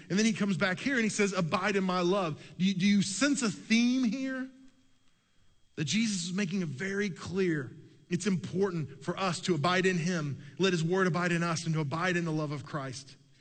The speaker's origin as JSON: {"language": "English", "town": "Oklahoma City", "region": "Oklahoma", "country": "United States", "tie": "born or raised there", "said": "I grew up in Oklahoma City."}